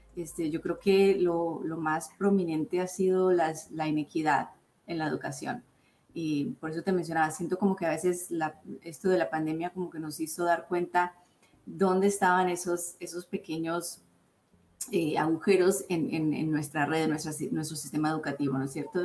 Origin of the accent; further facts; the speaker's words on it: Colombia; now in United States; mi cultura de Colombia, yo soy colombiana